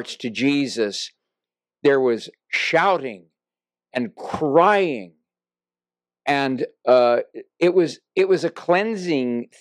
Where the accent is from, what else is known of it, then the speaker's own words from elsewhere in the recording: Texas, United States; moved away; also born or lived in San Francisco; When I was a small child, I grew up in the Nazarene Church in Texas.